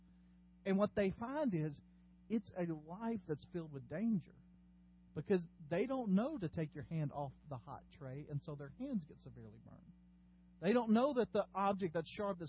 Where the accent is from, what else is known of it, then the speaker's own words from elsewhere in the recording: Dyersburg, Tennessee, United States; I grew up in West Tennessee, and I drove all the time from Dyersburg, the metropolis of Dyersburg